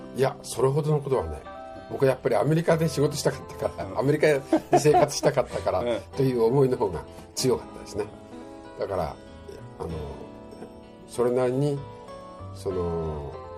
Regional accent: Tokyo, Japan; moved away as an adult; also born or lived in New York / Los Angeles / South Korea / Chiba; now in Okinawa, Japan; 僕は東京生まれの東京育ち

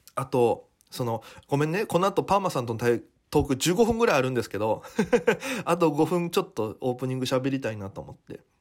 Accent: Naha, Okinawa, Japan; born or raised there; moved away as an adult; now in Tokyo, Japan

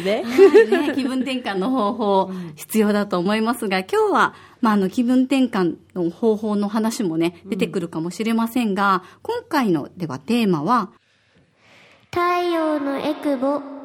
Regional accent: Osaka, Japan; now in Okinawa, Japan; 私は大阪出身で

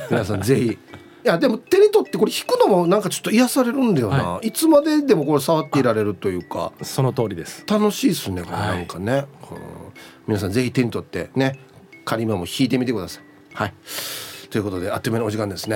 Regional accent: Osaka, Japan; moved away as an adult; now in Okinawa, Japan; 僕大阪の出身なんで

